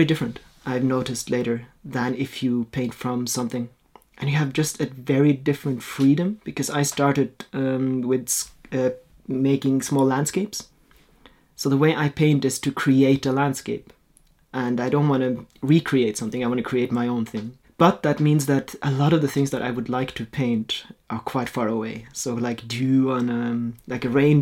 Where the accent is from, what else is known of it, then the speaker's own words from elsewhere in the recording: Norway; first language Norwegian; English is a second language; also born or lived in Austria / Australia / Germany; I was born in Austria, but we moved here when I was 4 to Norway, and then I lived here until I was 19. So I grew up in Norway.